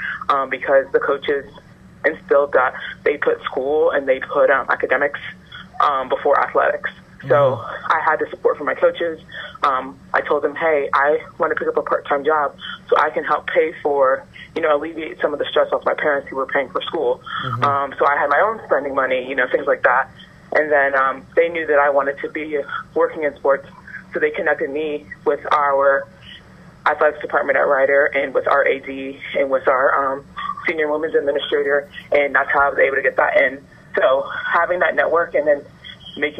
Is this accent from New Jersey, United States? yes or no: yes; Burlington, New Jersey, United States; I grew up in Burlington, New Jersey, so I am about 20, 25 minutes out of the city of Philadelphia